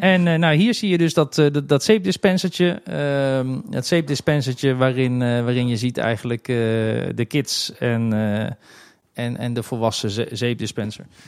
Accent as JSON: {"language": "Dutch", "town": "The Hague", "region": "South Holland", "country": "Netherlands", "moved": "as an adult", "lives_now": "Kaatsheuvel, Netherlands", "said": "Ik kom origineel uit Den Haag en mijn eerste baantjes waren op ze strandtenten in Scheveningen"}